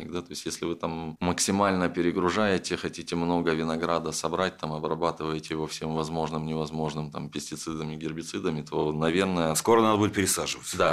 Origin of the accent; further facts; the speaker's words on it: Crimea, Ukraine; Я говорю, я из Крыма. Говорит, здорово, у вас там институт Магарач есть. Я говорю, конечно, есть, у меня там еще дедушка работает.